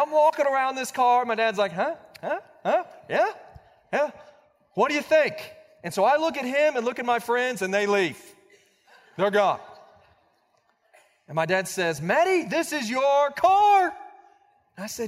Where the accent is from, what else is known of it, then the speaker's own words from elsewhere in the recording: Blanchard, Oklahoma, United States; When I was 16 years old, I was growing up in Blanchard, Oklahoma.